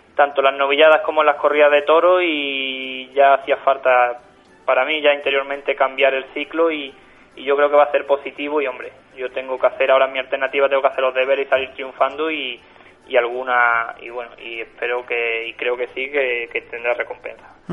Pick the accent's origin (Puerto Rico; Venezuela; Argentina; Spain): Spain; San Isidro del Guadalete, Andalusia; de mi pueblo de San Isidro